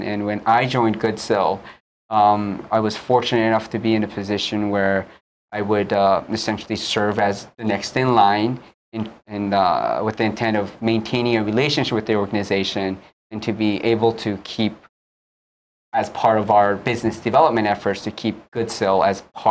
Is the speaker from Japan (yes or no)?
yes; Japan; now in Hawaii, United States; I was born and raised in Japan